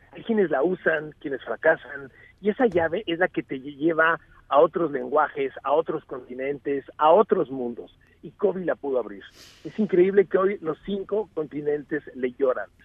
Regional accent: Mexico; vengo de México

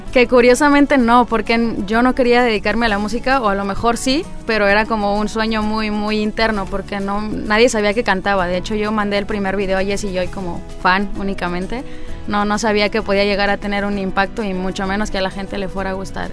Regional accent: Jiménez, Chihuahua, Mexico; Nací en Jiménez, Chihuahua

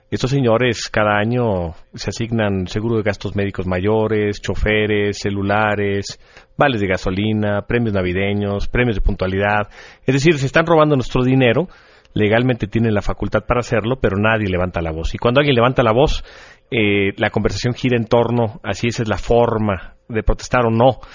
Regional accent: Mexico; somos nosotros, los mexicanos

